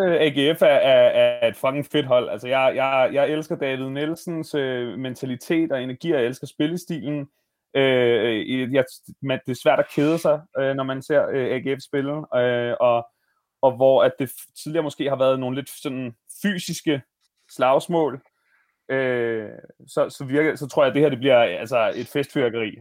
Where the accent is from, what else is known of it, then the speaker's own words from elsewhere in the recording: Bornholm, Capital Region of Denmark, Denmark; now in Copenhagen, Denmark; da jeg så flyttede fra Bornholm, hvor jeg er vokset op